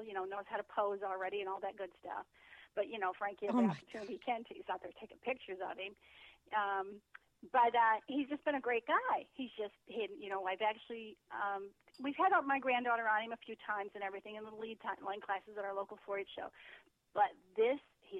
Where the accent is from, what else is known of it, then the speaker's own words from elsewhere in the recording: Norwalk, Ohio, United States; moved away as an adult; also born or lived in Long Island, New York; we moved back to my hometown in Norwalk, Ohio